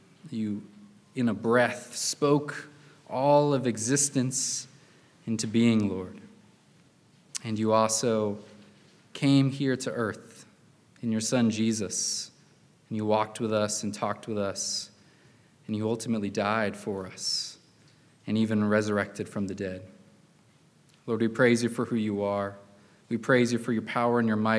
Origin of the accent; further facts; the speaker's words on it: Chattanooga, Tennessee, United States; moved away as an adult; now in Atlanta, United States; I'm from Chattanooga